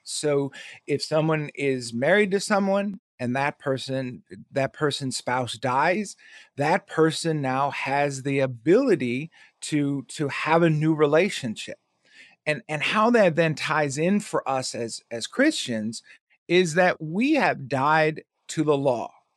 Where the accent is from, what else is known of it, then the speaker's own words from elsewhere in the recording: Milwaukee, Wisconsin, United States; now in Havelock, North Carolina, United States; I was born and raised in Milwaukee